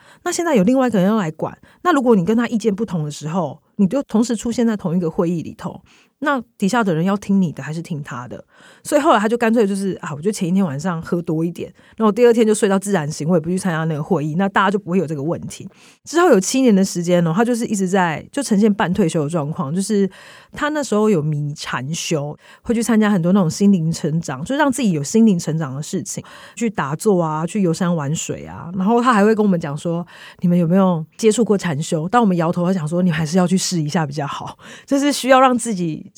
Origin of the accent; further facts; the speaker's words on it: Taiwan; 我们台湾人的想法会是，我要买家具，我要买一些居家用品的时候